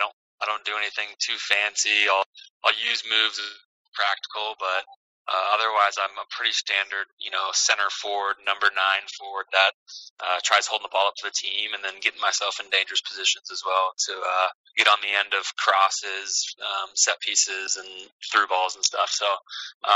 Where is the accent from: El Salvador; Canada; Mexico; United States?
United States; Kansas City; moved away; I'm from Kansas City, so Sporting's a big deal down there